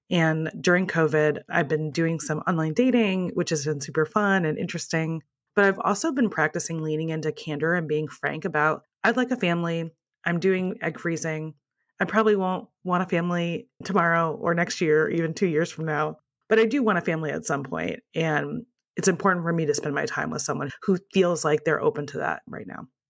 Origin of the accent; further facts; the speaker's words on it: Midwest, United States; moved away; also born or lived in Ohio; In my previous life, I used to live in Ohio, and I'm originally from the Midwest